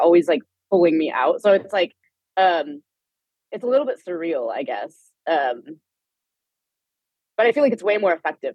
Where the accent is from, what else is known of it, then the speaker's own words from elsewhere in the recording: Palo Alto, California, United States; I grew up in Palo Alto, which is like, it's where Stanford University is.